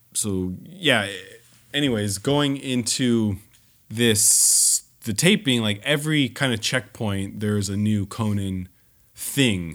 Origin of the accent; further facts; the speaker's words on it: Southern California, United States; I grew up in Southern California. Disneyland was, you know, more or less in my backyard growing up